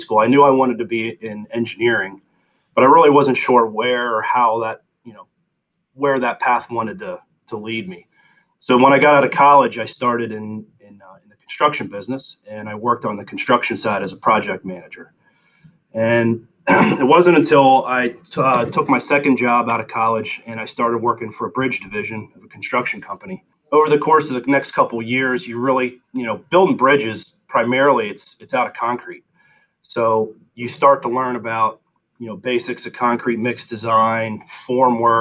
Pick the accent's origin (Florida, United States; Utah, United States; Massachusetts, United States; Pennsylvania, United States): Pennsylvania, United States; South Central; growing up in South Central Pennsylvania